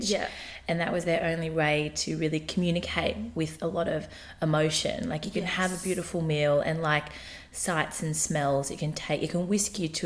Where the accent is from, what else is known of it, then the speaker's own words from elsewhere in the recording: Newcastle, New South Wales, Australia; Newcastle is small town mentality. I grew up in Newcastle for 17 years. So I moved out of wow. home when I was 17. Mm. I was born in Newcastle.